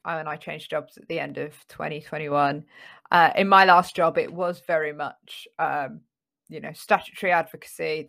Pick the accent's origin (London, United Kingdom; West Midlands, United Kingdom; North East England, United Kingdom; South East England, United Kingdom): London, United Kingdom; when I was growing up in North London